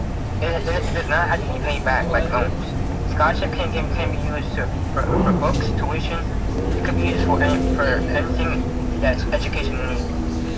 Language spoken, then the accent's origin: English; New York City, New York, United States; I'm from Harlem, New York